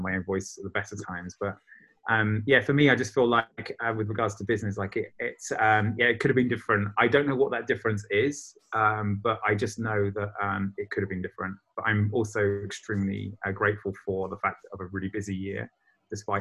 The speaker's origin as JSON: {"language": "English", "country": "United Kingdom", "moved": "yes", "lives_now": "Berlin, Germany", "said": "I'm a Brit"}